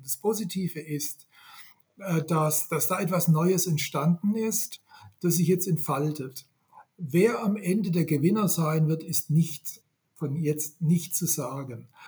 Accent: Swabia, Germany; accent: Swabian; Ich bin ja, ja. gebürtiger Schwabe. Äh, ich kann noch, ich kann noch Schwäbisch

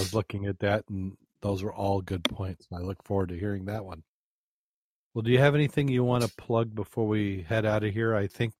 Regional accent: Berrien Springs, Michigan, United States; And you can't get any closer than my hometown than Berrien Springs because that's where I'm from.

